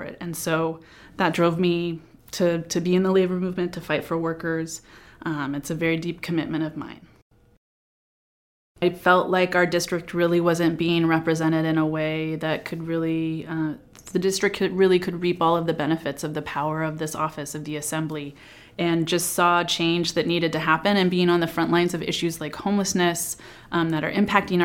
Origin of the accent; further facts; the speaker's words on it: Sonora, California, United States; I was born and raised in Sonora in the foothills near Yosemite